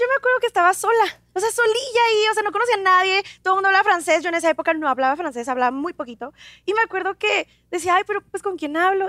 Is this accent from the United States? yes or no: yes; United States; soy de Estados Unidos